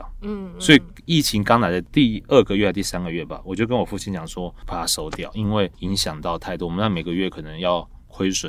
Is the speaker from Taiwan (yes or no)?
no; Fuzhou, Fujian, China; 因为我们是福州人，所以我们在福州，我们是在出远门的时候，或是生日当天，或是初一的早上，我们会吃一碗一碗叫做太平面。